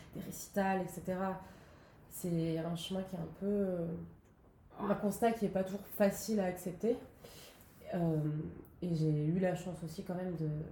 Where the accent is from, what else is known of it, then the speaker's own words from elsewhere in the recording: Nice, Provence-Alpes-Côte d'Azur, France; moved away as an adult; now in Paris, France; je suis originaire de Nice